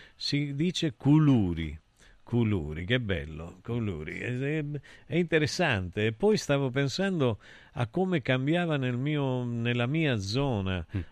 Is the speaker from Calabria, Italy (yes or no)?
yes; Calabria, Italy; io sai che sono calabrese